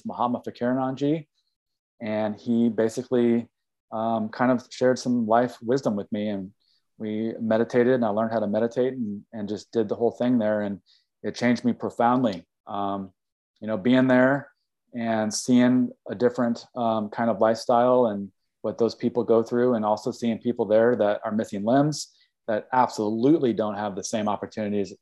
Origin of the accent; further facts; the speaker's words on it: Kansas City, Missouri, United States; moved away as an adult; also born or lived in Humboldt County, California / East Coast; now in Mendocino, United States; I grew up in Kansas City, Missouri. I lived there for 30 years.